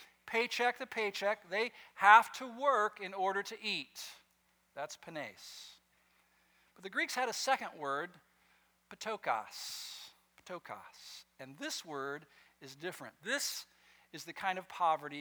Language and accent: English; West Coast, United States; I grew up on the West Coast